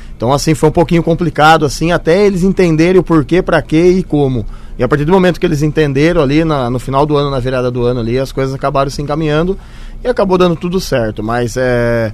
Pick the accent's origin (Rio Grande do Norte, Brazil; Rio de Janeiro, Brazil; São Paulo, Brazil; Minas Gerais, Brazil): São Paulo, Brazil; Santa Bárbara d'Oeste; Sou do interior de São Paulo, Santa Bárbara do Oeste